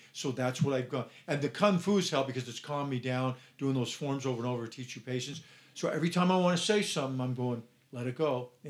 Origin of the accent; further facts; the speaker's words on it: Ireland; because I'm Irish and I have a short fuse